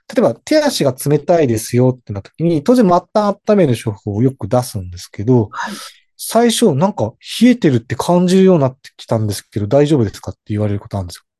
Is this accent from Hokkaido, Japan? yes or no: yes; Hokkaido, Japan; 私北海道です。